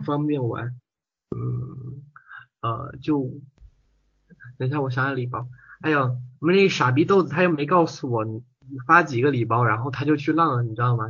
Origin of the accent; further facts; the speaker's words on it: Hunan, China; 你这个口音怎么有点像我们湖南的咯